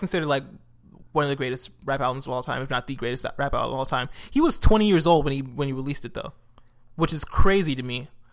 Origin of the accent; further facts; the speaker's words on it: United States; also born or lived in Nigeria; I grew up in America, um, and my family's from Nigeria